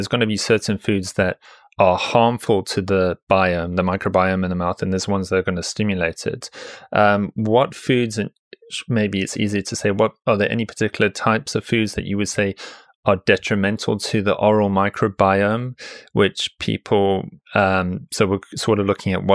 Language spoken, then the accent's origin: English; South Africa; moved away; I come from South Africa originally